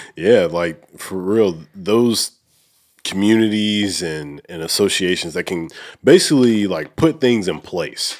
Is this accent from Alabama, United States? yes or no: yes; Oneonta, Alabama, United States; I'm actually from, like, northern Alabama